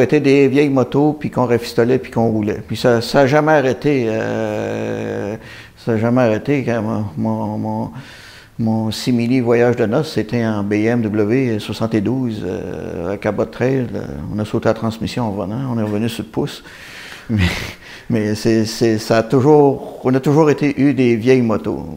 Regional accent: Saint-Jean-Port-Joli, Quebec, Canada; on est originaire de Saint-Jean-Port-Joli

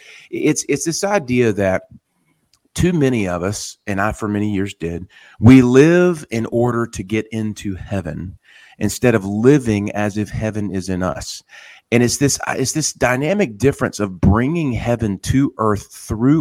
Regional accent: Wilmington, North Carolina, United States; moving to my hometown of Wilmington

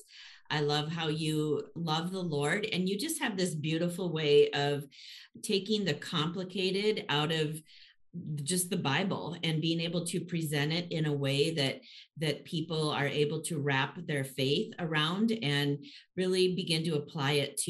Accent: Minnesota, United States; here in Minnesota, Karen, and being a Minnesota native

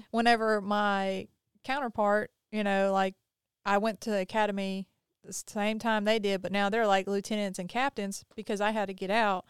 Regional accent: the South, United States; we're from the South

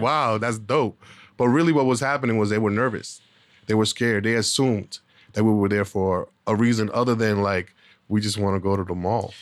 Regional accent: Boston, Massachusetts, United States; I was born in Boston, Massachusetts. Um, during that time period, I grew up during a crack epidemic

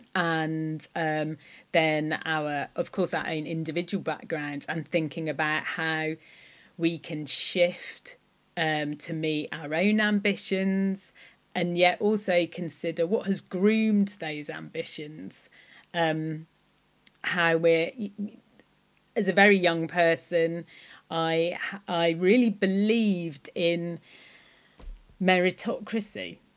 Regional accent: Cornwall, South West England, United Kingdom; I am Cornish

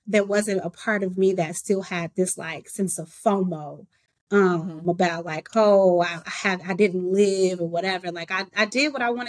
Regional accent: Chicago, Illinois, United States; moved away; I'm from the south side of Chicago.

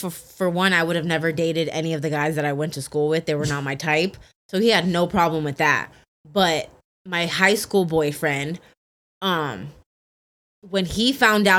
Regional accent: Poway, California, United States; I grew up in Poway

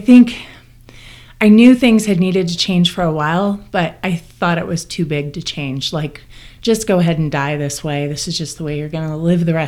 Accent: Corvallis, Oregon, United States; I'm from Corvallis, Oregon

